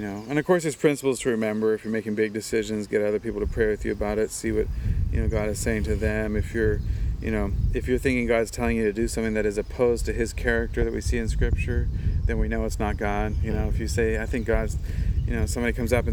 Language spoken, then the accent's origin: English; Kona, Hawaii, United States